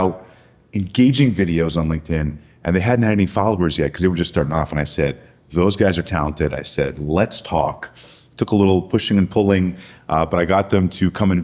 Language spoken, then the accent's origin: English; Montreal, Quebec, Canada; moved away; I grew up in Montreal, Canada